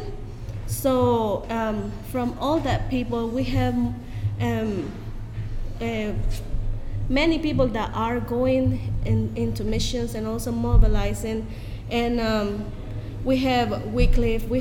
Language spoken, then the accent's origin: English; El Salvador; We have I think 121 years of having the gospel here in our country